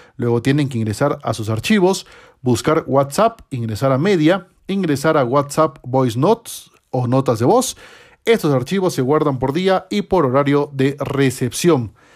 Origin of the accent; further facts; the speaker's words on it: Peru; en mi país